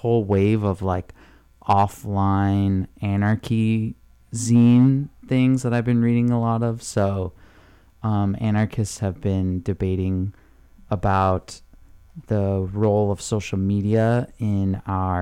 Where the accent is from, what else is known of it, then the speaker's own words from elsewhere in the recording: San Clemente, California, United States; I grew up in Orange County in a town called San Clemente